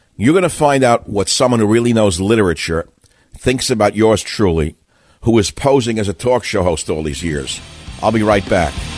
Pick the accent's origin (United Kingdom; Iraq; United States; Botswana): United States; New York City, New York; I'm from Queens.